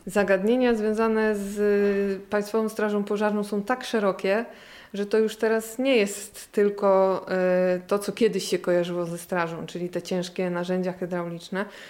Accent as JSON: {"language": "Polish", "town": "Gniezno", "region": "Greater Poland", "country": "Poland", "tie": "born or raised there", "moved": "as an adult", "said": "tu w Gnieźnie się urodziłam i wychowałam"}